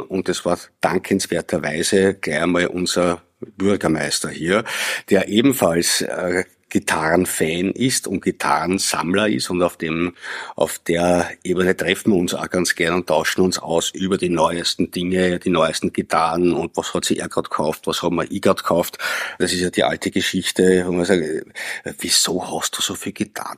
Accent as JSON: {"language": "German", "region": "Lower Austria", "country": "Austria", "tie": "born or raised there", "also_born_or_lived": "Vienna", "said": "Ich bin in Wien geboren, allerdings in Niederösterreich aufgewachsen, weil meine Eltern dort äh, sich ein Haus gebaut haben"}